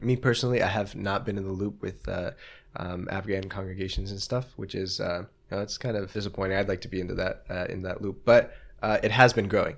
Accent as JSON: {"language": "English", "country": "United States", "said": "as an American"}